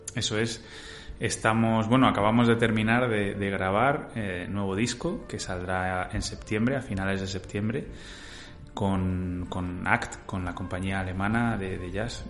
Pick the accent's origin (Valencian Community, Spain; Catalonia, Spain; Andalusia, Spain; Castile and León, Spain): Castile and León, Spain; Salamanca; mi tierra natal, de Salamanca